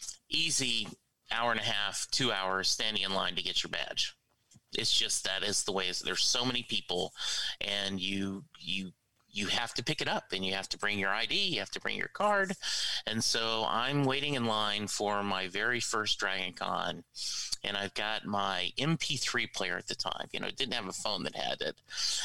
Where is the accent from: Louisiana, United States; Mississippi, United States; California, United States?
Louisiana, United States; it speaks to my Cajun roots growing up in Louisiana.